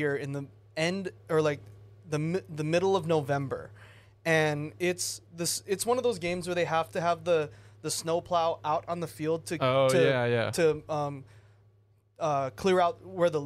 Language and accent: English; Hawaii, United States; I'm from Hawaii.